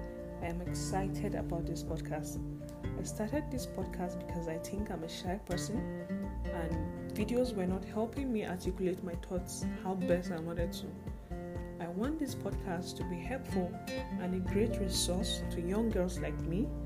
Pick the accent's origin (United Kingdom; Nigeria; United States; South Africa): Nigeria; Zaria, Kaduna State; I am a Nigerian. I'm from Kaduna State. I was born and bred in Zaria.